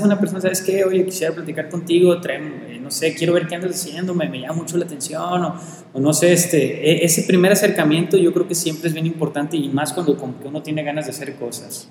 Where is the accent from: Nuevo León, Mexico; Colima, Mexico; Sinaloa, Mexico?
Colima, Mexico; Principalmente ahorita de Colima, que es donde yo vivo, donde yo nací, donde yo amo y donde yo quiero estar.